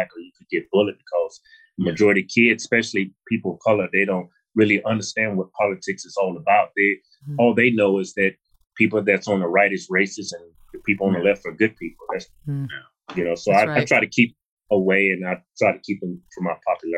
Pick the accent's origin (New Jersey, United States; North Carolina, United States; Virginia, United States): Virginia, United States; Martinsville; I'm not from Long Beach. I'm from Martinsville, Virginia.